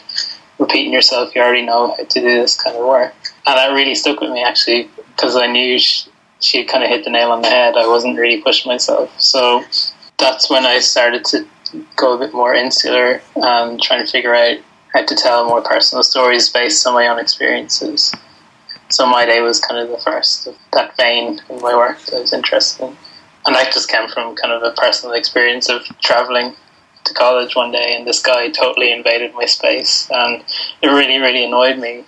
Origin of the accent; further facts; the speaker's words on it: southeast coast of Ireland, southeast Ireland, Ireland; I grew up in a small fishing town on the southeast coast of Ireland